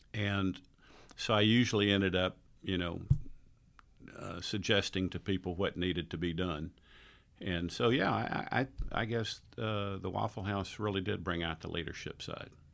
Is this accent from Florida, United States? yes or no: yes; Tampa, Florida, United States; moved away as an adult; also born or lived in New Orleans / Atlanta; I was raised in Tampa, Florida